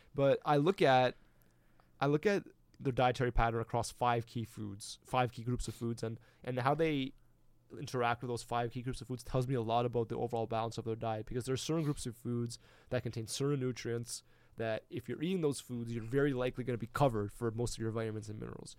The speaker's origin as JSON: {"language": "English", "country": "Canada"}